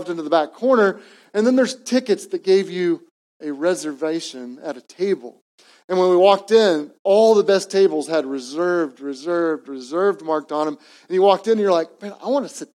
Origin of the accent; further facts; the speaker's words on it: Edmond, Oklahoma, United States; also born or lived in East Coast; what I grew up in Edmond, Oklahoma